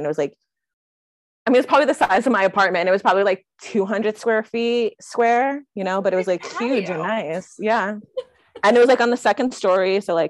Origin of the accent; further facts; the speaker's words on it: Seaside Heights, New Jersey, United States; I'm from Seaside, which is the Jersey Shore, literally where the Jersey Shore film is from. But I'm from the bougie part of town, which I like to say.